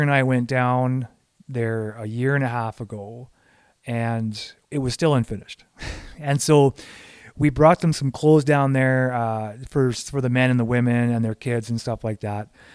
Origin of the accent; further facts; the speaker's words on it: Canada; I'm looking at it as a Canadian